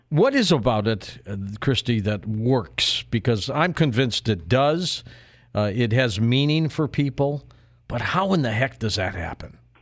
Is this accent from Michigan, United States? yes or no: yes; Detroit, Michigan, United States; my hometown of Detroit